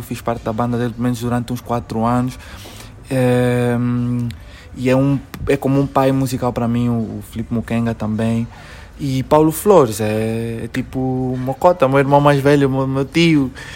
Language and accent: Portuguese; Luanda, Luanda Province, Angola; Nós luandenses temos uma forma de, de nos relacionarmos